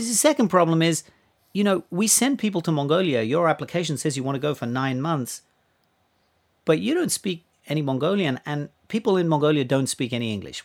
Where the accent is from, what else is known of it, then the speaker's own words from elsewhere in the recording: Australia; moved away; I grew up in Australia